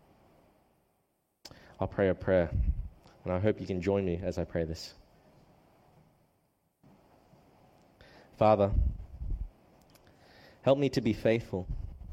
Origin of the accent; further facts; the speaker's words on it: Australia; also born or lived in New South Wales / Queensland; although I'm Australian, I do have a Chinese background